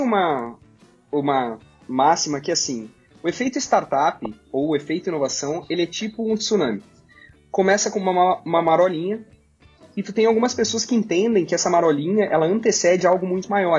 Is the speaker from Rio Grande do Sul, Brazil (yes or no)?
yes; Gramado, Rio Grande do Sul, Brazil; lá na minha cidade